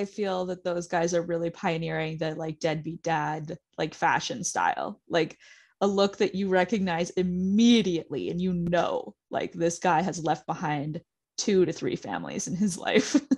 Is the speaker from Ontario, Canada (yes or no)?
yes; Pickering, Ontario, Canada; I'm from Pickering, Ontario